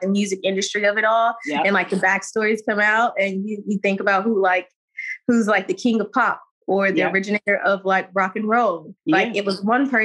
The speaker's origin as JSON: {"language": "English", "town": "Saginaw", "region": "Michigan", "country": "United States", "also_born_or_lived": "Jackson, Mississippi", "moved": "as an adult", "said": "I came from Michigan and I went down to Jackson State"}